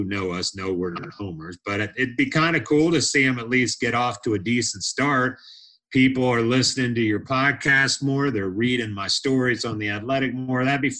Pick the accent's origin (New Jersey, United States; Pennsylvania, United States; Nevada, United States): Pennsylvania, United States; I grew up in Pennsylvania, so our Phillies guy is outstanding.